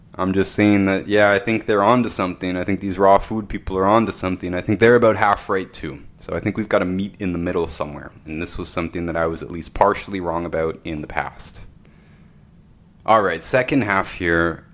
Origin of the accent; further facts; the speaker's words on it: Canada; I'm from Canada